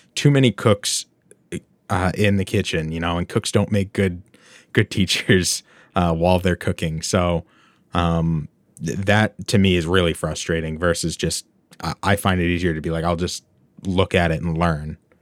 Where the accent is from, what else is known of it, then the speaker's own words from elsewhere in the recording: United States; I'm, I'm American.